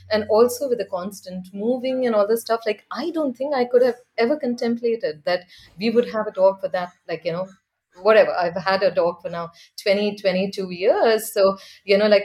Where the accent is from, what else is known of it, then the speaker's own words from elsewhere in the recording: India; So I grew up in India.